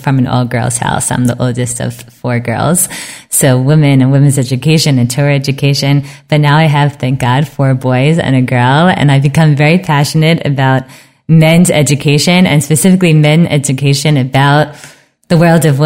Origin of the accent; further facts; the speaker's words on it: United States; now in Israel; we're so American